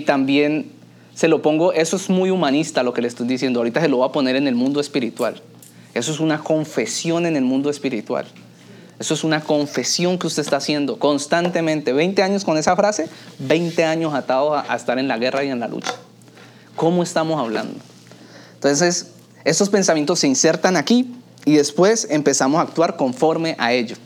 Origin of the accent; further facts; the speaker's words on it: Colombia; now in Miami, United States; la cultura mía en la cultura colombiana